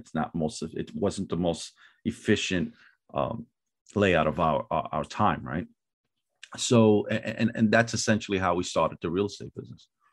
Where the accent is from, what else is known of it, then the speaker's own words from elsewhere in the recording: New York City, New York, United States; I'm originally from Brooklyn, New York, uh, Fort Greene, Brooklyn